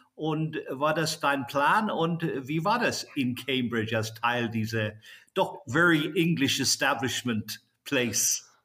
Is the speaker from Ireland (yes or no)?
yes; Ireland; ich bin ja selbst in Irland geboren